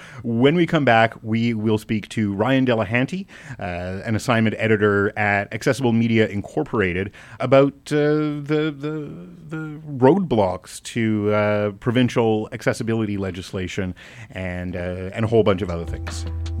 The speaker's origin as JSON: {"language": "English", "region": "Alberta", "country": "Canada", "tie": "born or raised there", "said": "I grew up in Alberta, yeah."}